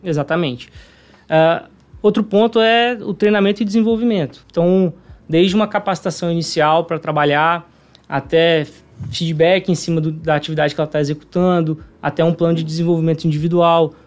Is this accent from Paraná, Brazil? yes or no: no; Vitória, Espírito Santo, Brazil; então sou capixaba, né? Nasci aqui em Vitória.